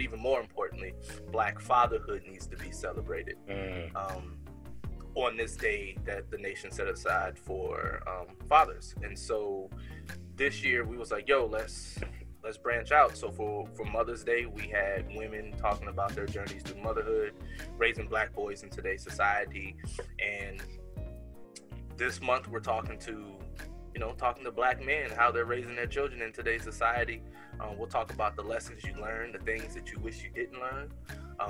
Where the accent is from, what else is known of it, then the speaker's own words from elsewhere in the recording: San Francisco, California, United States; moved away as an adult; now in Woodbridge, United States; I'm here in Woodbridge, Virginia, but I'm originally from San Francisco, California, Cali boy, born and raised. I've been out here in the DMV area since 2006